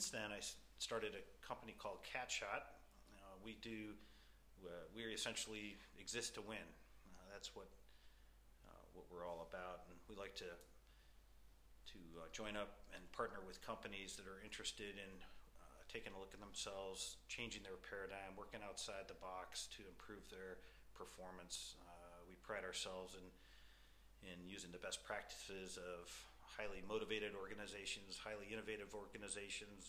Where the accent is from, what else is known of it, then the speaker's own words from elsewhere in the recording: Orchard Park, New York, United States; I'm from the United States, grew up south of Buffalo, New York, in a place called Orchard Park